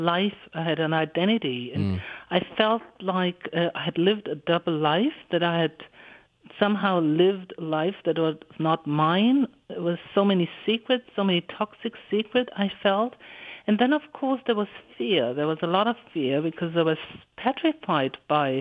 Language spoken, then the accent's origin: English; Hamburg, Germany; in a central library in Hamburg, where I live in my hometown